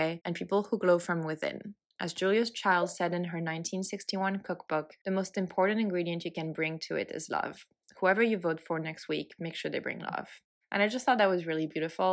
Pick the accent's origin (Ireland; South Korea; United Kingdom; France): France; now in Los Angeles, United States; I grew up in France. I live in Los Angeles, California